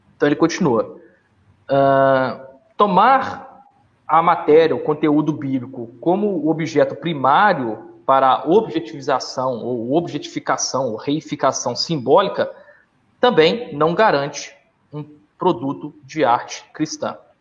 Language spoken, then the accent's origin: Portuguese; Minas Gerais, Brazil; na minha terra, Minas Gerais